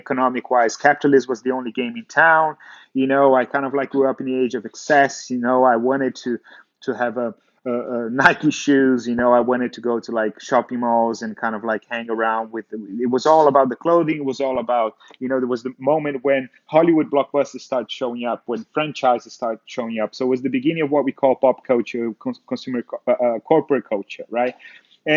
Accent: Brazil; growing up in Brazil

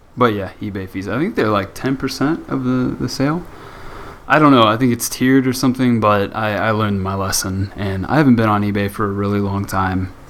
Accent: United States; being the American that I am

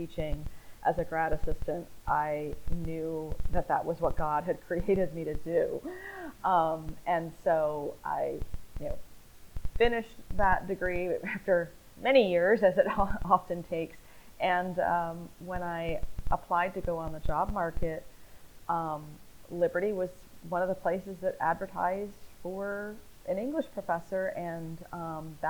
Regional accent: Northeast, United States; moved away as an adult; also born or lived in the South; now in Southern United States, United States; I was born and raised in the Northeast

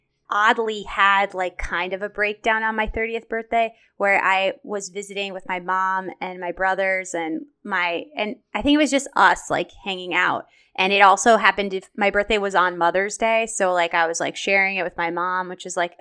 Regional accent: Chicago, Illinois, United States; I'm from Chicago, but I'll let you say that.

